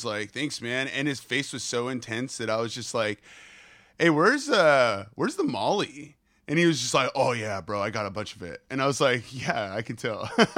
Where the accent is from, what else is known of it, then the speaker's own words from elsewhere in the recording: California, United States; I grew up like right outside of the Bay Area.